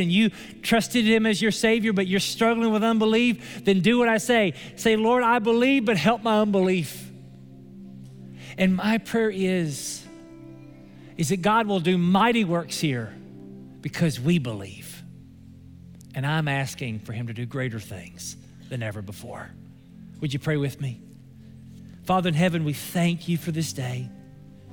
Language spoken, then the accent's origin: English; Somerset, Kentucky, United States; My hometown is Somerset, Kentucky